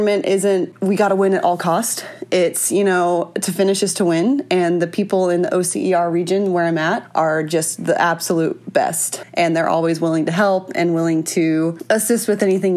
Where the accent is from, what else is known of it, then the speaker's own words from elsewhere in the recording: Northwest Arkansas, United States; I was born and raised in Northwest Arkansas